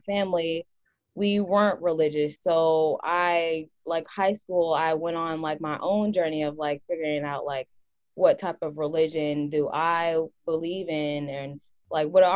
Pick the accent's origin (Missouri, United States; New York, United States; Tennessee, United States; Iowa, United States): Missouri, United States; Raytown; I am from Raytown, Missouri, which is in the Kansas City area